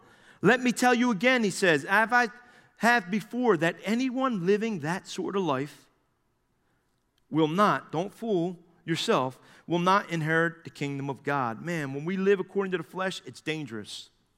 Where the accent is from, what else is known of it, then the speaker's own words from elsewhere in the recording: New Jersey, United States; We're from New Jersey.